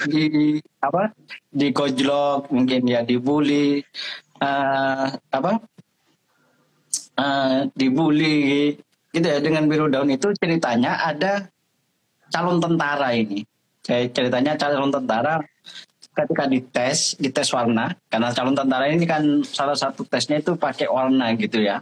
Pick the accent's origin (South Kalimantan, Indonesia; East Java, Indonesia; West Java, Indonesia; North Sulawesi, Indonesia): East Java, Indonesia; Madura; itu menyatakan identitas kita sebagai orang Madura.